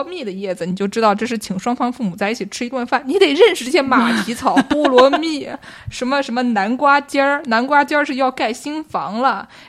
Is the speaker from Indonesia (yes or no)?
no; Nujiang, Yunnan, China; 我是我是云南的，